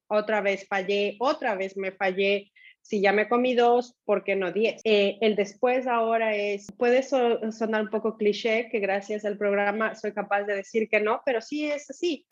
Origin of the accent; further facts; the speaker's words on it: Ecuador; moved away as an adult; also born or lived in Europe / Asia; Soy ecuatoriana, dejé Ecuador en el 2000 y he tenido la oportunidad de vivir en diferentes países, tanto de Europa como de Asia